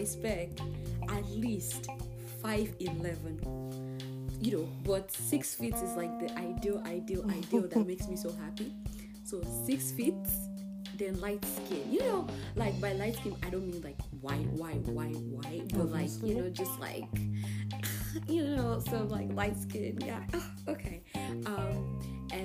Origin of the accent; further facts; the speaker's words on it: Abuja, Federal Capital Territory, Nigeria; also born or lived in Ijebu-Ode, Ogun State, Nigeria; I was raised in Abuja for at least 14 years of my life